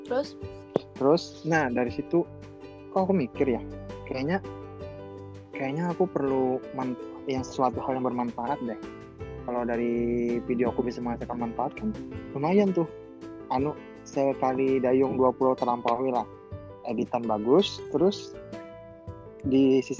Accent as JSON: {"language": "Indonesian", "town": "Banjarmasin", "region": "South Kalimantan", "country": "Indonesia", "said": "Terus asal dari Banjarmasin, ya pekerjaan freelancer cuman fotografer"}